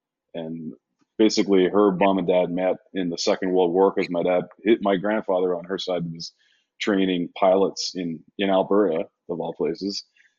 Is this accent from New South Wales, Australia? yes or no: yes; Sydney, New South Wales, Australia; born there; Well, I was born in Sydney, Australia.